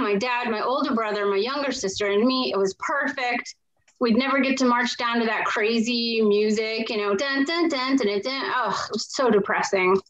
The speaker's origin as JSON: {"language": "English", "region": "New Hampshire", "country": "United States", "tie": "born or raised there", "said": "growing up in New Hampshire"}